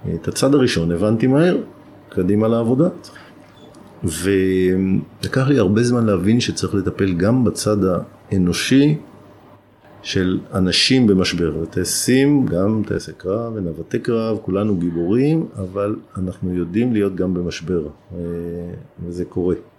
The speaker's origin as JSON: {"language": "Hebrew", "town": "Alonim", "region": "Northern District", "country": "Israel", "tie": "born or raised there", "said": "הזיכרונות שלי מילדות באלונים הם זיכרונות של ילדות מאוד מאוד טובה"}